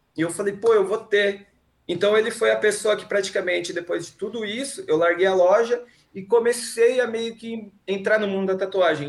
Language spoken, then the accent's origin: Portuguese; Americana, São Paulo, Brazil; moved away as an adult; eu sou do interior, né, de Americana